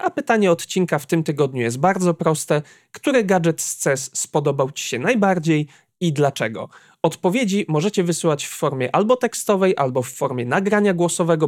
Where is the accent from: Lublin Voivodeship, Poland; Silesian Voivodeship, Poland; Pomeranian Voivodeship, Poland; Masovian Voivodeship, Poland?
Pomeranian Voivodeship, Poland; Słupsk; jestem ze Słupska